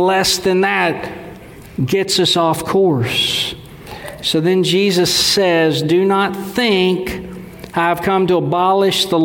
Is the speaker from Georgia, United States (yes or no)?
no; Texas, United States; I'm from Dewayville, Texas, so a lot of what I say sounds simple. I know my accent